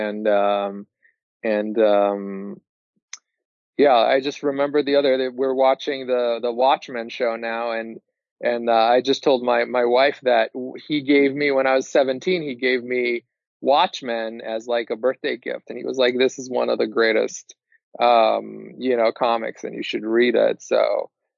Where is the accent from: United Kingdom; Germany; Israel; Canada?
Israel; moved away; I'm originally from Israel